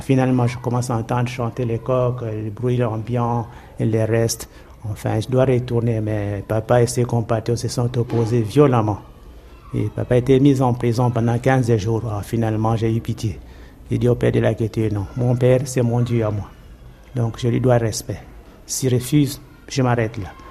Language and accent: French; Brazzaville, Republic of the Congo; now in Kinshasa, DR Congo; je suis né à Brazzaville le 17 juillet 1914